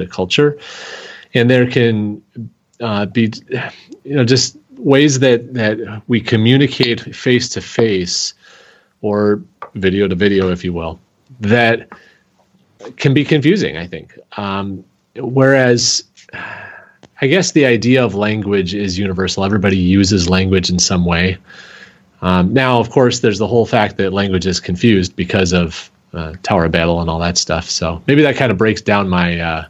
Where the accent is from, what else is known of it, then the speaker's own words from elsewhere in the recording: Seattle, Washington, United States; now in Green Bay, United States; I'm actually originally from Seattle